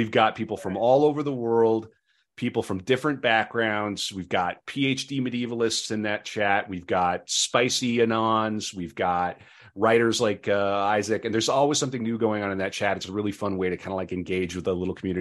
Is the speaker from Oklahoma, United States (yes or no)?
no; North Dakota, United States; we're from North Dakota, which is barely the Midwest